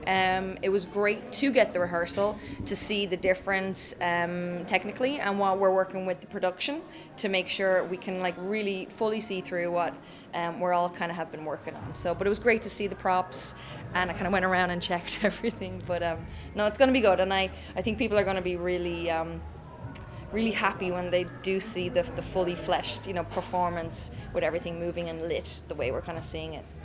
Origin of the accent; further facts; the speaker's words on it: Ireland; moved away as an adult; also born or lived in Stockholm, Sweden; I'm Irish. I'm born and raised in Ireland